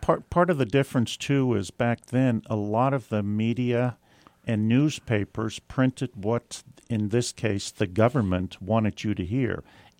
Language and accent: English; Netherlands; now in United States; I was born in Holland